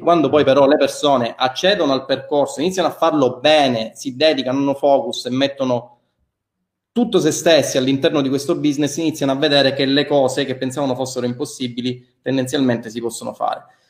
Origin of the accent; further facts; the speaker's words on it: Milan, Lombardy, Italy; accent: Milanese; il mio accento che si sente essere di Milano